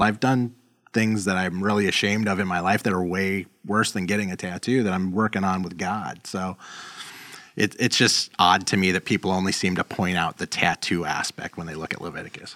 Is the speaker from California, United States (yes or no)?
yes; Los Angeles, California, United States; moved away as an adult; now in Chicago, United States; I grew up in South Central L